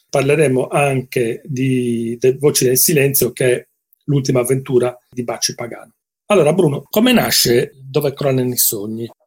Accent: Genoa, Liguria, Italy; Noi parleremo molto di Genova oggi, che poi è la mia città d'origine, la città dove ho studiato

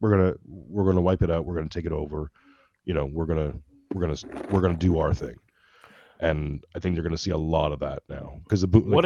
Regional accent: Mississauga, Ontario, Canada; I did some growing up in Mississauga.

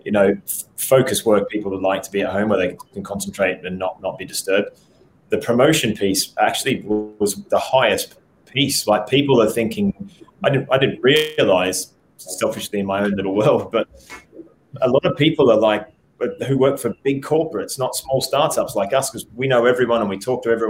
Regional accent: Australia; I'm an Aussie

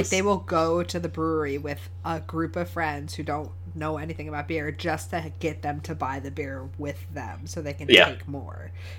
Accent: New England, United States; I'm from New England

